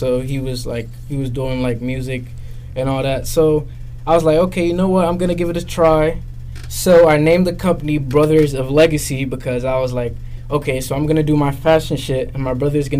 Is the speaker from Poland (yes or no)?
no; Nigeria; moved away; also born or lived in Dublin, Ireland; Born in Dublin. I grew up in Nigeria, as you all know.